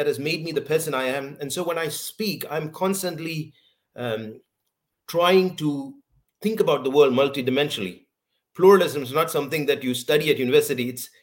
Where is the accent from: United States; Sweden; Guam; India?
India; now in United Kingdom; growing up as a Christian in India